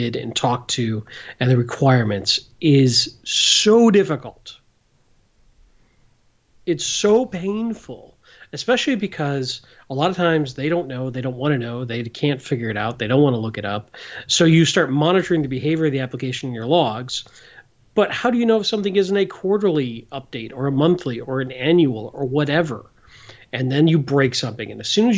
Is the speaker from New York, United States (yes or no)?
no; Michigan, United States; we grew up in Michigan